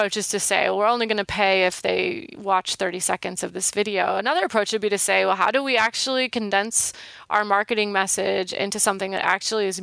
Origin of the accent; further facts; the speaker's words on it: Wisconsin, United States; moved away; I grew up in Wisconsin